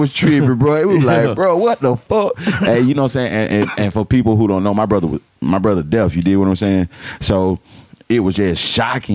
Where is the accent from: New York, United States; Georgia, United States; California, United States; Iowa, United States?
Georgia, United States; Atlanta; growing up in Atlanta when we was kids